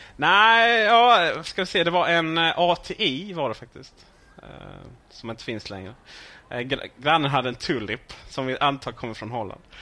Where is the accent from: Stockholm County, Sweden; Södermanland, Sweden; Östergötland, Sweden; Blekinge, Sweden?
Blekinge, Sweden; Ronneby; jag är från Blekinge från början, Ronneby